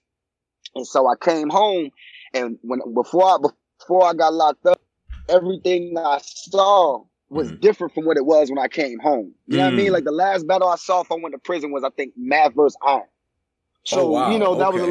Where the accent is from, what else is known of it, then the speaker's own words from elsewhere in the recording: Georgia, United States; I grew up in Georgia